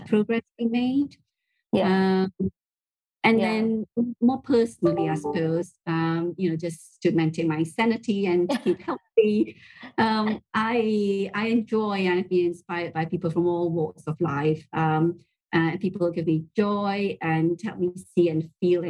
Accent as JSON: {"language": "English", "country": "Malaysia", "tie": "born or raised there", "said": "growing up in Malaysia"}